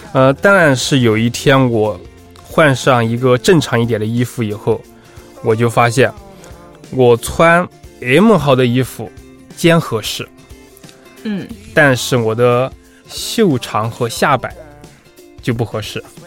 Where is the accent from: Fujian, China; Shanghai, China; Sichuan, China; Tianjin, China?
Sichuan, China; 我是四川人